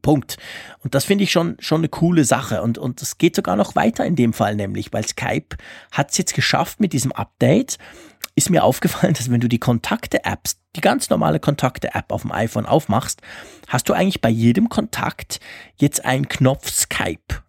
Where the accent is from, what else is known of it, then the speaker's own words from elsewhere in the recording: Switzerland; bei uns in der Schweiz